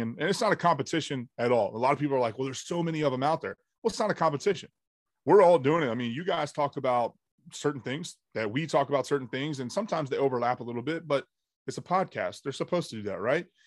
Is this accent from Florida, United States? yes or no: yes; Jacksonville, Florida, United States; born and raised in Jacksonville, Florida.